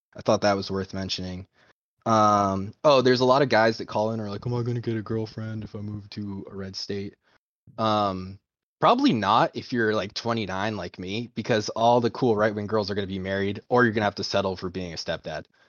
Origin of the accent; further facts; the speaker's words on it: Maine, United States; now in Idaho, United States; I'm from Maine